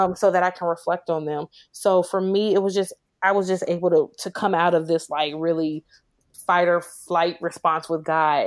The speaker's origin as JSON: {"language": "English", "town": "Chicago", "region": "Illinois", "country": "United States", "tie": "born or raised there", "moved": "yes", "lives_now": "Memphis, United States", "said": "I was born and raised in Chicago"}